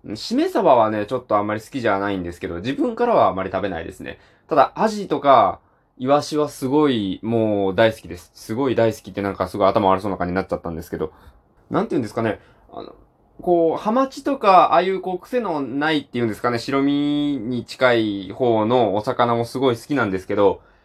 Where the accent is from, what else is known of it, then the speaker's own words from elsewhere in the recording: Japan; 僕はそっちの方の地方の出身